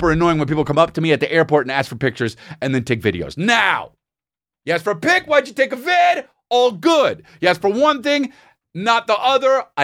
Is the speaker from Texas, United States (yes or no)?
no; Kansas, United States; we're we're from from Kansas.